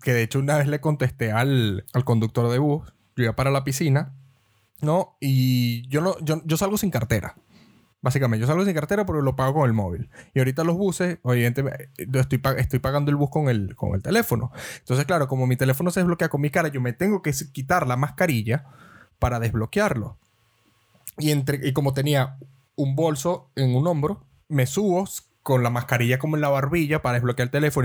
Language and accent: Spanish; Venezuela; moved away; nosotros que somos venezolanos